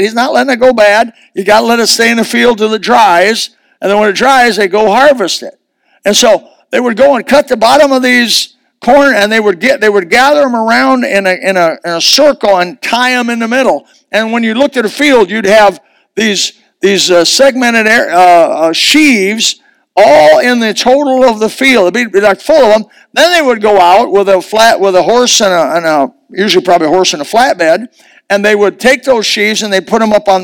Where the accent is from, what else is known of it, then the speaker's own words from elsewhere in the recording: United States; I was raised in Amish country.